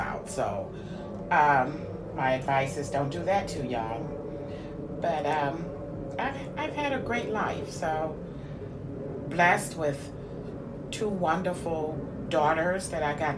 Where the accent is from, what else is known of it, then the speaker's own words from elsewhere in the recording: St. Louis, Missouri, United States; I grew up in St. Louis City